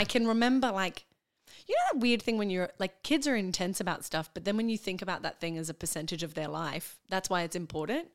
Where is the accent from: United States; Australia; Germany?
Australia; Brisbane, Queensland; born or raised there; moved away as an adult; also born or lived in Perth; now in Melbourne, Australia